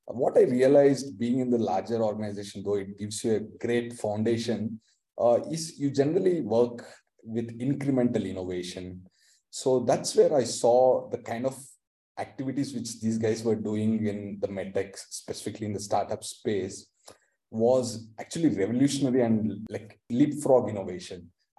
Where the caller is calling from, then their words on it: Bangalore, Karnataka, India; Yeah, I'm joining from Bangalore, India today, and a bright summer. It's also known as the Silicon Valley of the East.